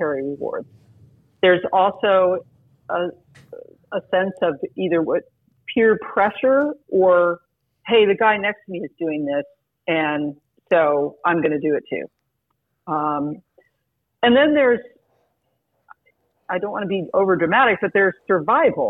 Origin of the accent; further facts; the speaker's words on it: France; moved away; my background growing up in France and speaking the language